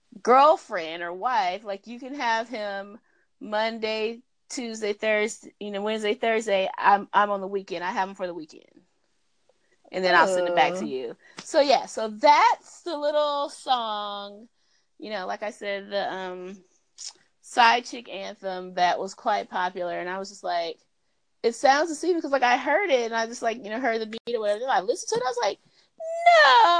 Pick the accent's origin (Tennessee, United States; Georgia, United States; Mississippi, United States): Georgia, United States; Atlanta; I'm from Atlanta. This is how we roll with our orange suit on.